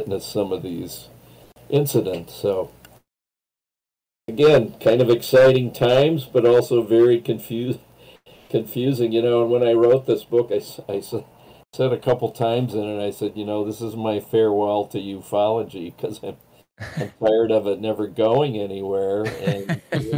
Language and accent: English; Western Dakota, North Dakota, United States; now in Minneapolis, United States; where I grew up out in Western Dakota